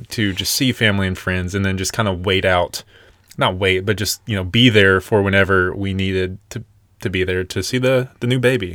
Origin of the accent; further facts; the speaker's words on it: Nashville, Tennessee, United States; moved away; we are originally from born and raised in Nashville, Tennessee